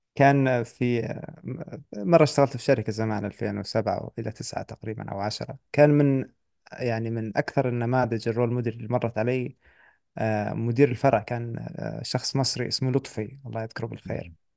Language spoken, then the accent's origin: Arabic; Saudi Arabia; عندنا في السعوديه